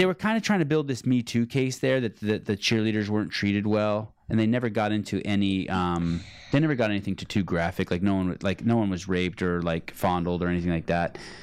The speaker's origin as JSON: {"language": "English", "town": "Berkeley", "region": "California", "country": "United States", "said": "I'm from, I'm from Berkeley."}